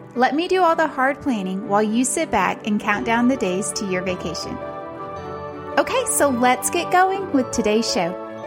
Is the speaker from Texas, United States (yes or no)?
yes; Central Texas, United States; I'm from Central Texas.